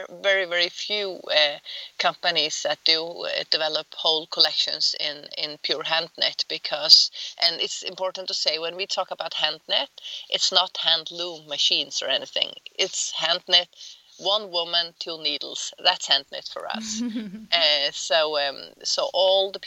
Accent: Faroe Islands; moved away; We grew up on the Faroe Islands

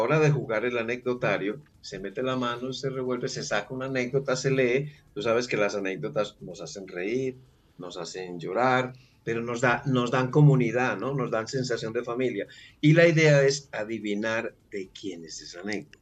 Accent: Medellín, Antioquia, Colombia; Yo soy colombiano. Ok. Eh, y estoy ahora precisamente en Colombia, en mi ciudad que es Medellín.

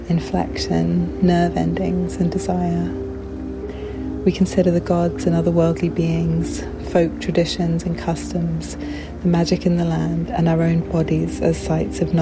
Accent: Canterbury, South East England, United Kingdom; moved away as an adult; also born or lived in Santa Cruz, California; I was born in a town in Kent, and I grew up in Canterbury

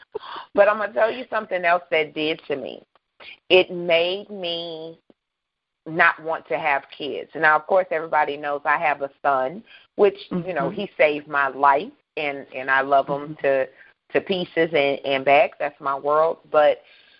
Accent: the South, United States; growing up in the South

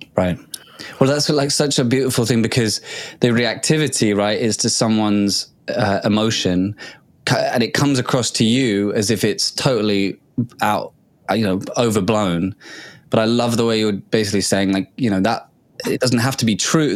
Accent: England, United Kingdom; we grew up in England

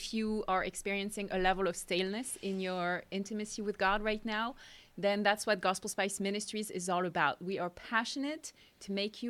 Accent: France; accent: French; English is a second language; moved away as an adult; now in United States; I grew up in France

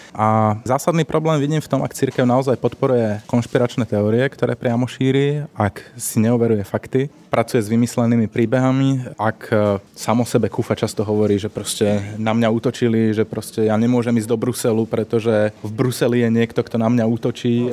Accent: Slovakia; Ja osobne som vyrastal v Trnavskej arcidieceze v rímskokatolíckej cirkvi

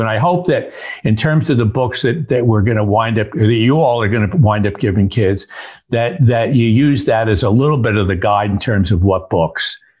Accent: Newburgh, New York, United States; moved away; my hometown, Newburgh, New York

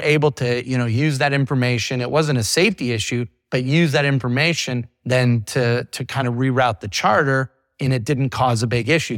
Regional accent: Iowa, United States; moved away as an adult; now in Florida, United States; I grew up in the big maritime state of Iowa.

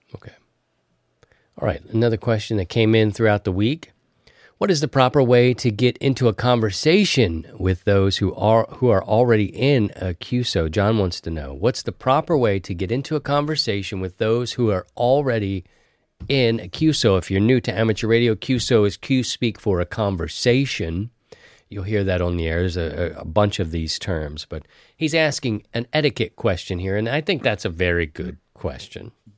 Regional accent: East Coast, United States; growing up on the East Coast

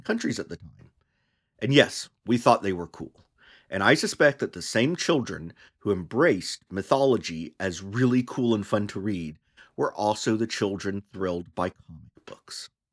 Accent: United States; As an American, I was primarily exposed as a child to mythologies through two books widely used by public schools

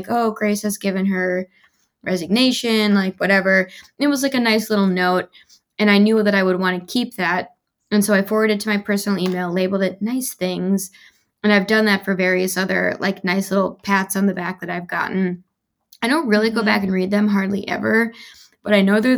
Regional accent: Midwest, United States; moved away; I'm from the Midwest

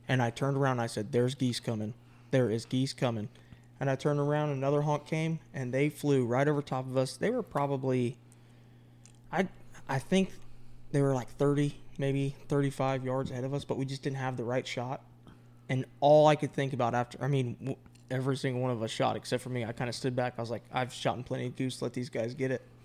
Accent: Florida, United States; moved away as an adult; now in North Carolina, United States; me being born and raised in Florida for my entire adulthood until I left for the Marine Corps

